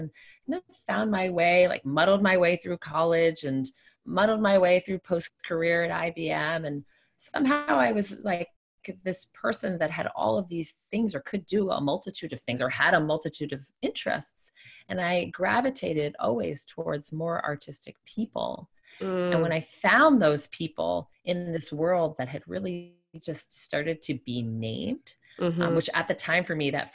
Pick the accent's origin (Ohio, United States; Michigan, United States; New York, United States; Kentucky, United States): New York, United States; New York City; moved away as an adult; also born or lived in North Carolina; growing up in New York City